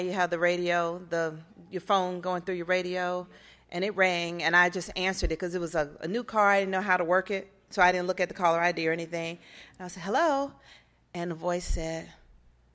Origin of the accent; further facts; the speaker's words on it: Atlanta, Georgia, United States; moved away as an adult; also born or lived in Arizona; I'm from Atlanta